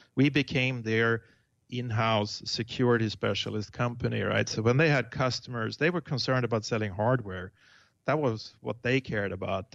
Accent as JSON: {"language": "English", "country": "Sweden", "tie": "born or raised there", "moved": "as an adult", "lives_now": "Tiburon, United States", "said": "I was born uh, in Sweden"}